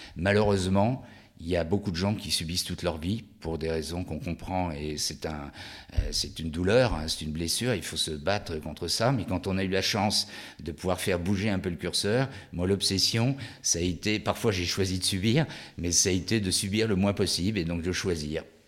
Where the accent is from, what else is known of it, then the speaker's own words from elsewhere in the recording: Lyon, Auvergne-Rhône-Alpes, France; je suis originaire de Lyon